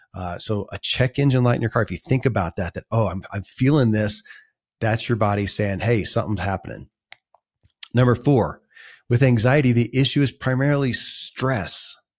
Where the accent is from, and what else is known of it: Kentucky, United States; born or raised there